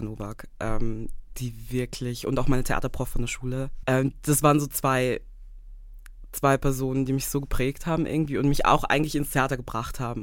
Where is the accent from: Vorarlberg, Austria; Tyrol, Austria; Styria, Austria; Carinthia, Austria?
Styria, Austria; Graz; moved away as an adult; also born or lived in Vienna, Austria; now in Zurich, Switzerland; Ich komme gebürtig aus Österreich, also aus Graz, ähm, my hometown.